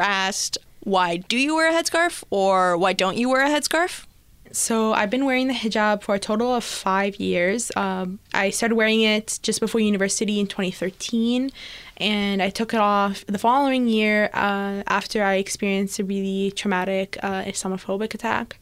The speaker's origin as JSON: {"language": "English", "town": "Toronto", "region": "Ontario", "country": "Canada", "said": "I'm from Etobicoke"}